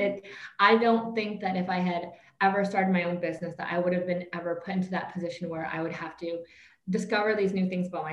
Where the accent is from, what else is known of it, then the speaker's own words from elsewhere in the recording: Canada; moved away as an adult; now in Vietnam; I was born and raised in Canada, kind of lived my entire life there, even had my career there.